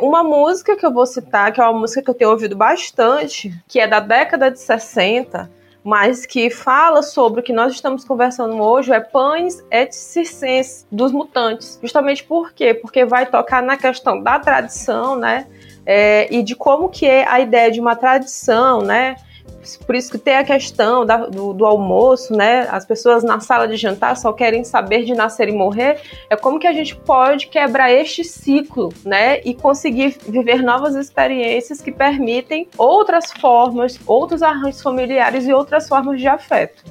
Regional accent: Bacabal, Maranhão, Brazil

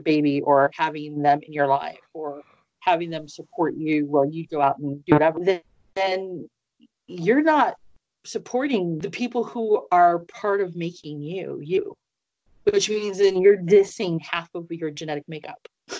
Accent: Midwest, United States; also born or lived in East Coast; And I'm originally from the Midwest, and I lived up and down the coast of East Coast, and I'm like, no.

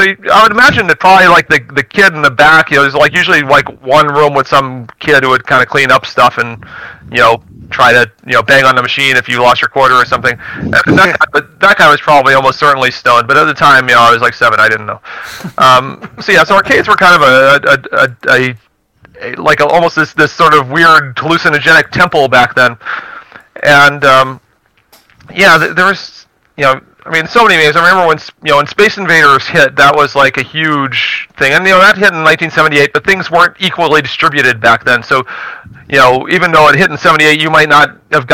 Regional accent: Baltimore, Maryland, United States; moved away; I was from the Baltimore, D.C. area

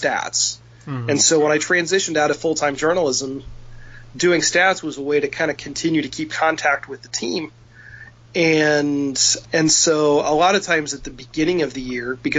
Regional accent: Indiana, United States; growing up in Indiana, you're surrounded by baseball

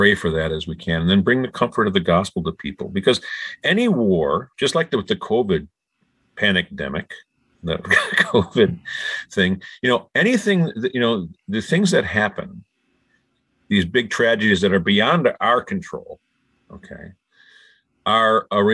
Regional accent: United States; moved away as an adult; also born or lived in Siberia / St. Louis; now in St. Petersburg, Russia; I'm an American

